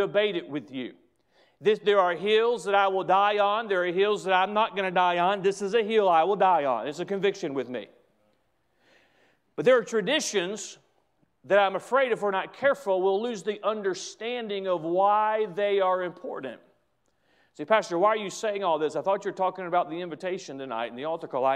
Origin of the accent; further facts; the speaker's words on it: United States; I'm an American